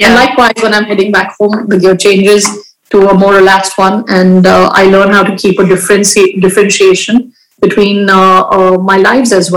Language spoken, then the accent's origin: English; India; in my country, I have been brought up in India